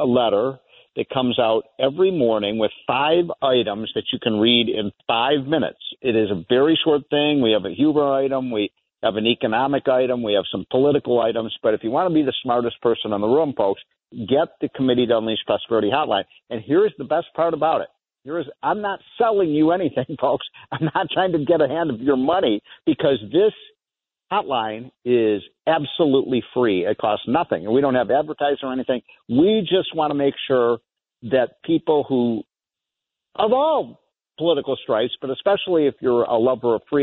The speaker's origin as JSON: {"language": "English", "region": "Illinois", "country": "United States", "tie": "born or raised there", "said": "My home state of Illinois"}